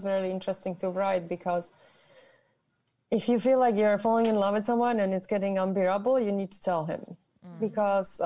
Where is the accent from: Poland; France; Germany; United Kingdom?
Germany; moved away; I'm from Europe. So in my country or where I'm from, and like I grew up in Germany